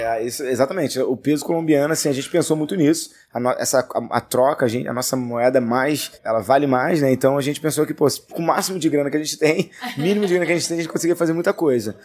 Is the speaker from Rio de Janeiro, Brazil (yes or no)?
yes; Rio de Janeiro, Brazil; eu sou né, da Cidade de Deus, cresci na Cidade de Deus